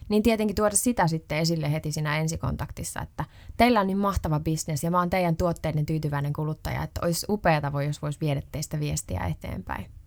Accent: Ostrobothnia, Finland; mä oon Pohjanmaalta

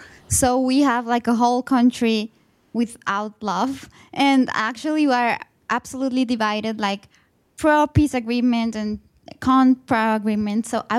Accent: Colombia; I'm from Colombia, and I'm here in a LLM program, the Master's in Law.

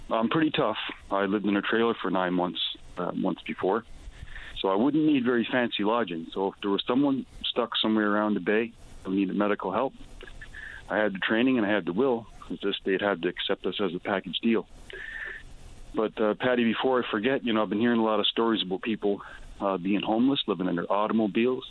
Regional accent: Newfoundland and Labrador, Canada; also born or lived in Alberta; I was from Newfoundland.

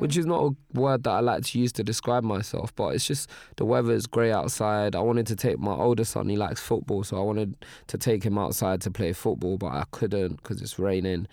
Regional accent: Nigeria; I'm Nigerian

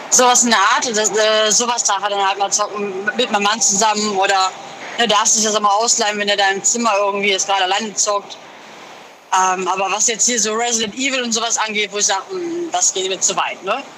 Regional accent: Moers, North Rhine-Westphalia, Germany; Ich komme aus Mörs, Nordrhein-Westfalen

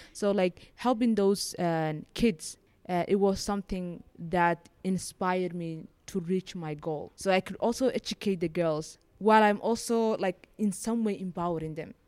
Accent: Somaliland, Somalia; moved away as an adult; now in Beirut, Lebanon; I was born in Somaliland and I grew up there and my, my family still lives there

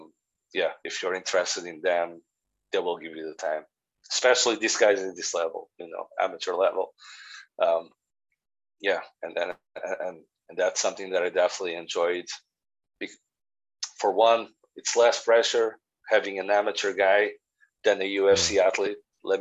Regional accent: Northern Ireland, United Kingdom; I message them, you know, I'm from Northern Ireland as well, blah, blah, blah, blah, blah.

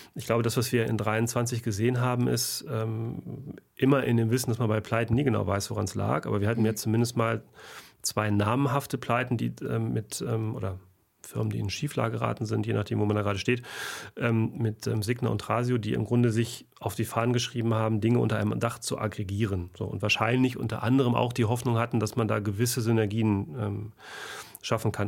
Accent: Germany; bei uns in Deutschland

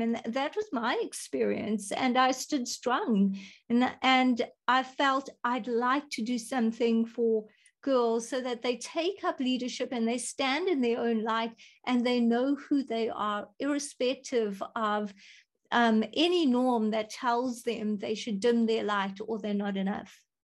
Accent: South Africa; I am from South Africa.

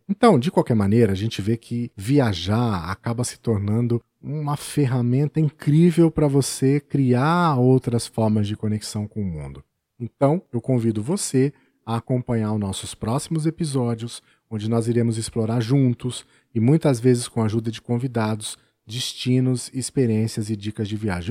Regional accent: São Paulo, Brazil; also born or lived in Birigui; eu era o menino da capital, o caipira da cidade grande

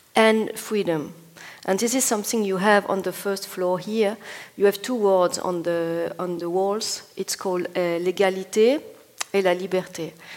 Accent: Bologna, Emilia-Romagna, Italy; I'm from Bologna

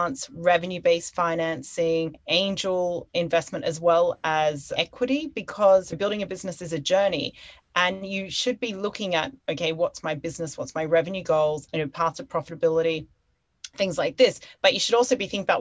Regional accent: Australia; moved away as an adult; also born or lived in London; now in Hong Kong; I'm originally from Australia

